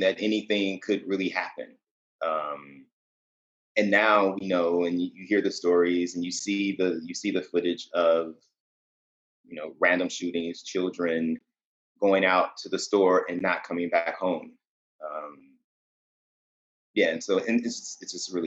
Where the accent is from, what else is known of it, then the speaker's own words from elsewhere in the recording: Chicago, Illinois, United States; now in New York City, United States; I'm actually from Chicago. Born and raised in Chicago, the South Side